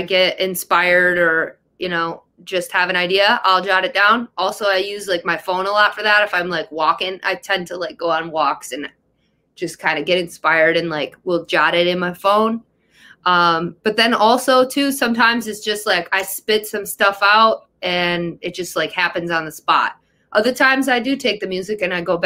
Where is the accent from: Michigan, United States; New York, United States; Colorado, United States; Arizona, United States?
Michigan, United States; Detroit; also born or lived in Los Angeles, California; we're from Detroit